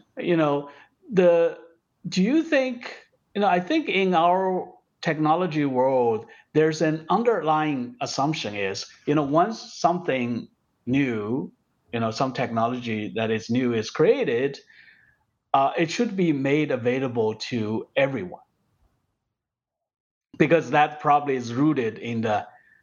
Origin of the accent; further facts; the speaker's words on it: China; moved away as an adult; when I grew up in China